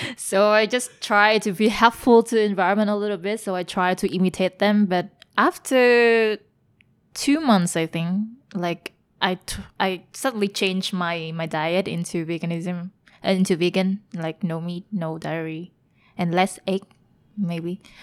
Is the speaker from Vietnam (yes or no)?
yes; Hanoi, Vietnam; moved away as an adult; also born or lived in Germany / Taiwan / Belgium; now in Ho Chi Minh City, Vietnam; I'm from Hanoi